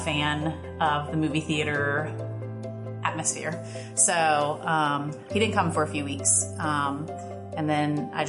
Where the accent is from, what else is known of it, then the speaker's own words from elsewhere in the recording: Ohio, United States; now in Virginia, United States; I'm originally from Ohio. I moved to Virginia in the year 2000.